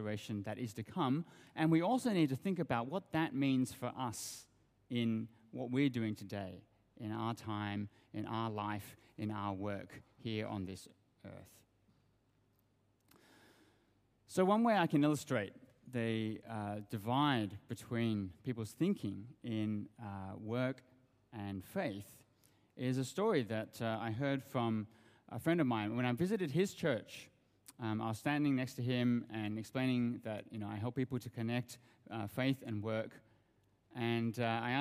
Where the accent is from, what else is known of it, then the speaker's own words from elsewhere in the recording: Australia; moved away as an adult; also born or lived in Sydney; now in Hong Kong; You can probably hear from my accent that I come from Australia. And I grew up in Australia.